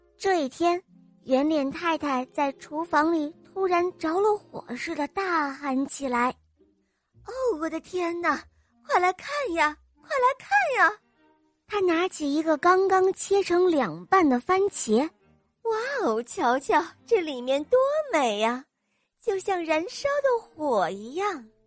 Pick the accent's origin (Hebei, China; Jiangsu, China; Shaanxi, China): Shaanxi, China; Xi'an; 我今年五岁半了，我来自西安